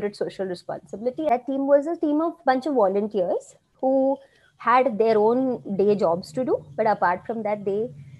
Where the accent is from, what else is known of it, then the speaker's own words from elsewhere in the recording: Silvassa, Dadra and Nagar Haveli and Daman and Diu, India; So I grew up in Silvassa. That's a little town in Dadra Nagar Haveli, Union